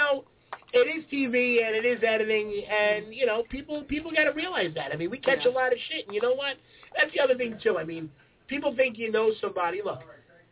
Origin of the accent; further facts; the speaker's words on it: New York City, New York, United States; I'm from Staten Island